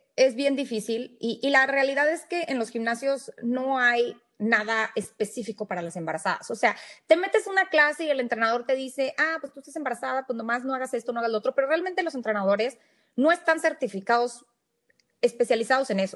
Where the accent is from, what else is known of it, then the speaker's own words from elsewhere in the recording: Monterrey, Nuevo León, Mexico; moved away as an adult; also born or lived in Saltillo / Reynosa; now in McAllen, United States; yo nací en México, soy mexicana, nací en, Monterrey, eh, viví varios años eh, en Saltillo, en Reynosa